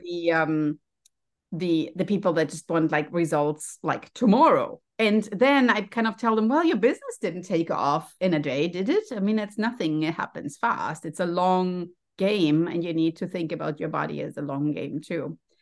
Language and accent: English; Germany; English is a second language; moved away as an adult; now in United States; you can maybe hear from my accent, I'm also a first generation immigrant. So I came to the United States as, as, you know, from Germany